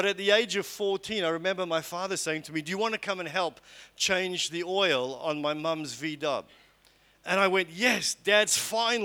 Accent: Port Elizabeth, Eastern Cape, South Africa; I was born in Port Elizabeth in South Africa in 1967

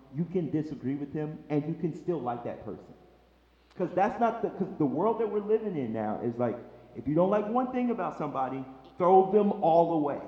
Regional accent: Chicago, Illinois, United States; moved away as an adult; I'm a boy from Chicago, Illinois

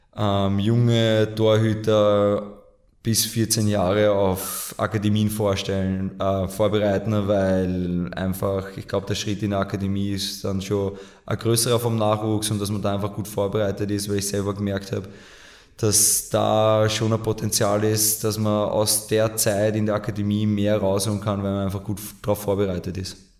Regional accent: Mödling District, Lower Austria, Austria; in meiner Heimat im Bezirk Mödling

